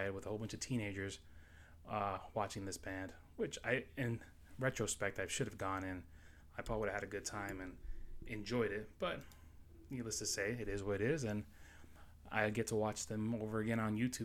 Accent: New York City, New York, United States; moved away as an adult; also born or lived in Florida; now in South Carolina, United States; I was born and raised in New York City, Astoria, Queens, to be exact. I left there when I was 19 years old, and I moved down to Florida

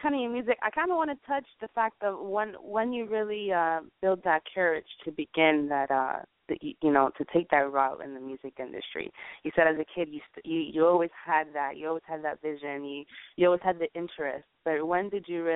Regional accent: Miami, Florida, United States; also born or lived in Poconos, Pennsylvania; we're from Miami

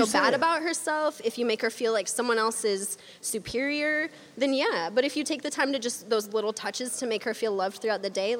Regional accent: California, United States; now in Seattle, United States; I'm not from Seattle. I'm from California. I've been stuck in Seattle.

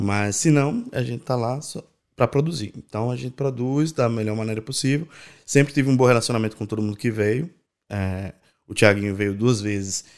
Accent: Natal, Rio Grande do Norte, Brazil; moved away as an adult; now in Ireland; eu nasci em Natal, né? No Rio Grande do Norte.

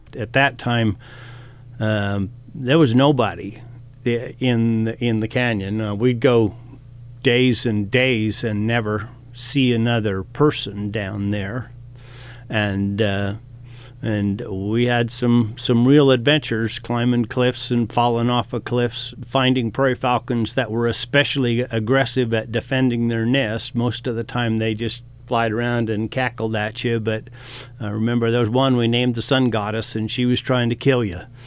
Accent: Boise, Idaho, United States; I was born and raised in Boise

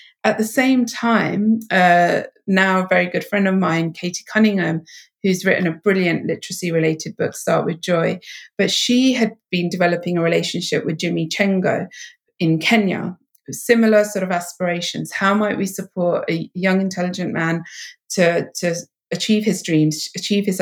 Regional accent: England, United Kingdom; my home country of England

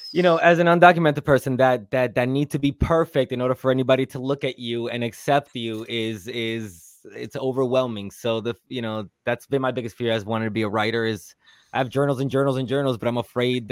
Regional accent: New York City, New York, United States; I grew up in New York City too

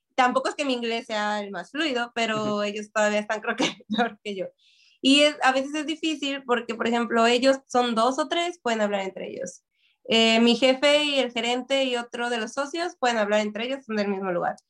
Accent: Mexico; now in Toronto, Canada; soy una mexicana en un lugar de asiático

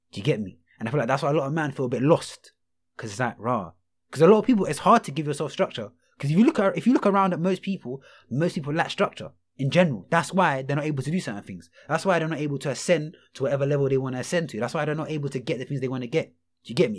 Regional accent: London, United Kingdom; I'm from Rockhampton

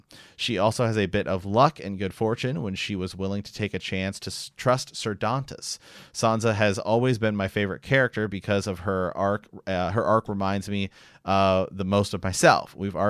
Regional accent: Illinois, United States; now in San Antonio, United States; AKA, I'm from Central Illinois, and we just moved to San Antonio, Texas, for a shop.

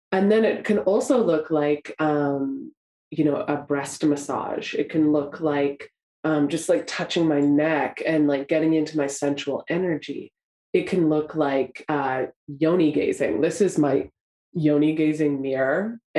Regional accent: Canada; I grew up in Canada by the mountains.

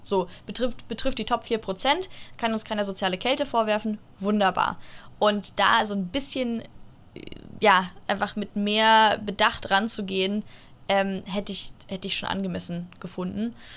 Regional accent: Munich, Bavaria, Germany; ich komme aus München

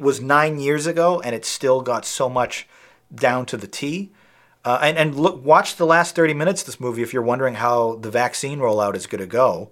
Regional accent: North Shore of Boston, Massachusetts, United States; I'm from the North Shore of Boston like him

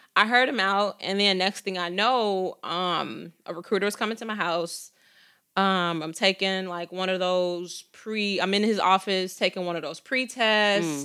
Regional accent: Chicago, Illinois, United States; I was born and raised on the south side of Chicago to a single mom

